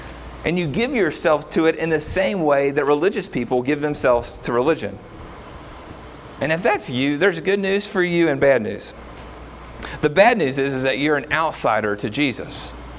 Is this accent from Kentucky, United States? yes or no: yes; Kentucky, United States; See, most of us, we grew up in Kentucky. We did not grow up in a place that was very diverse in a racial sense.